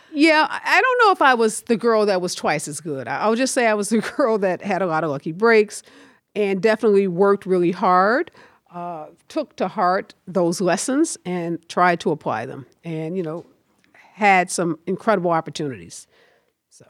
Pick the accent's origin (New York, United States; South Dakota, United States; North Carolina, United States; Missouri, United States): Missouri, United States; St. Louis; also born or lived in Chicago; I grew up in the Carr Square Village